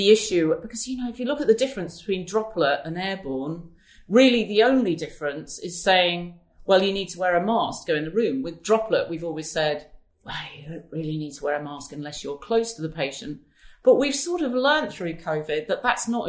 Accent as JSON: {"language": "English", "country": "United Kingdom", "said": "as British people"}